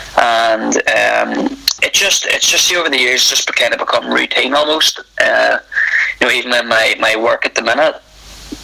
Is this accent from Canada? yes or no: no; Northern Ireland, United Kingdom; also born or lived in Australia